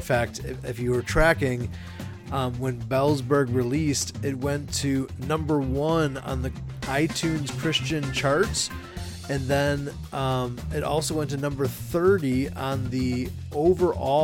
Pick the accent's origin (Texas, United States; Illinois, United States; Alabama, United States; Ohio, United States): Illinois, United States; Chicago; my hometown of Chicago